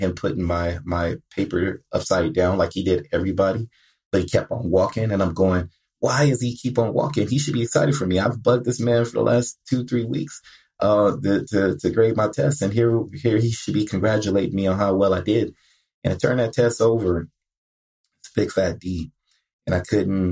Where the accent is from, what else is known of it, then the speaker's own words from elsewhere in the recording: Compton, California, United States; growing up in Compton